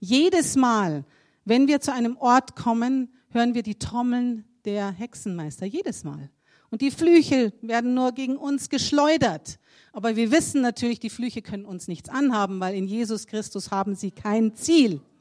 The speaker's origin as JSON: {"language": "German", "country": "Germany", "lives_now": "South Africa", "said": "Man, als Deutscher, da tritt man in so viele Fettnäpfchen hinein."}